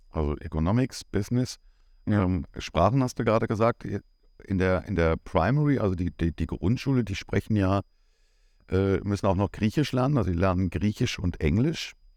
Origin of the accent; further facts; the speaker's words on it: Germany; moved away as an adult; now in Cyprus; wir sind Deutsche